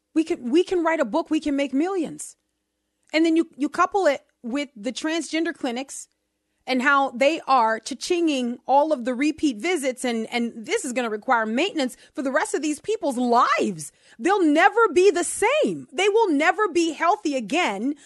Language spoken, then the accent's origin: English; New Orleans, Louisiana, United States; accent: New Orleans; my first language, which is New Orleans